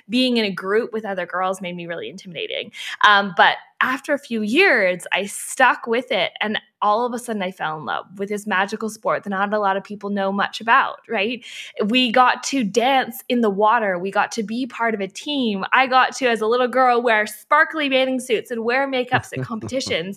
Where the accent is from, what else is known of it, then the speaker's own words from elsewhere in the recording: Canada; My parents are from Australia and I was born in Canada